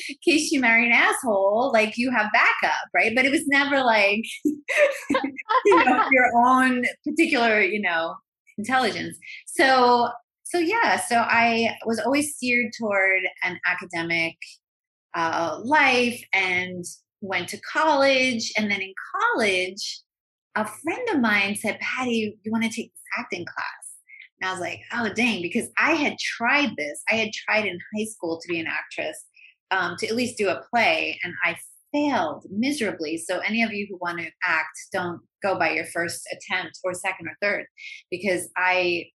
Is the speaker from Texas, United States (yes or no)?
no; New York, United States; now in Los Angeles, United States; Oh my God. I grew up talking like this. I grew up in an Italian American family, and I'm one of six kids, and you know, we were Irish Italian.